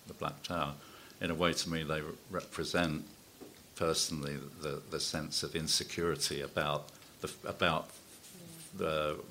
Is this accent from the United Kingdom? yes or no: yes; London, United Kingdom; also born or lived in Hackney; growing up in Walthamstow and then in Hackney